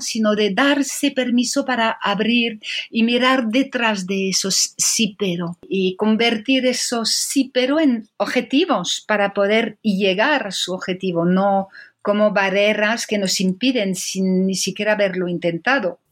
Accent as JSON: {"language": "Spanish", "country": "France", "second_language": "Spanish", "moved": "as an adult", "lives_now": "Madrid, Spain", "said": "francesa, llevo ya casi 20 años en Madrid"}